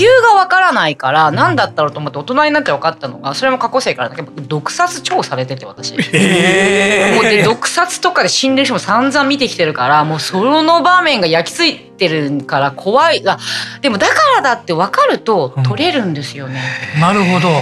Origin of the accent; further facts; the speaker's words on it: Fukuoka, Japan; moved away as an adult; also born or lived in Busan, South Korea; now in Yokohama, Japan; 私出身が福岡なんで